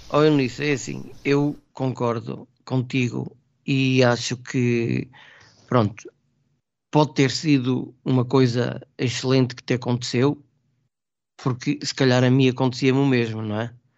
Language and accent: Portuguese; Trás-os-Montes, Portugal; now in Lisbon, Portugal; eu sou transmontano.